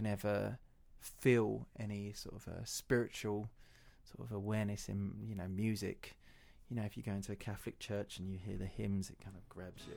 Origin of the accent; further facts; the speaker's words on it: Romford, London, United Kingdom; I had a fantastic upbringing, but Romford, I'm from Romford, Essex, is a shithole.